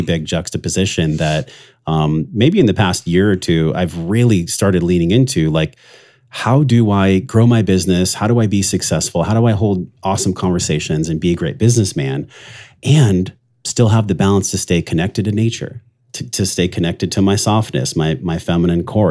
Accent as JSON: {"language": "English", "town": "La Mesa", "region": "California", "country": "United States", "tie": "born or raised there", "said": "I grew up in East County, La Mesa, which was, like, geriatric ward"}